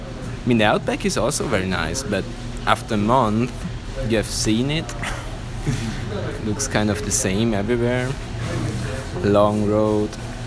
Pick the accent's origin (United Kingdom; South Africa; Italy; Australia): Italy; English is a second language; I'm from Italy. Everybody in Italy was complaining about him, but they voted for him.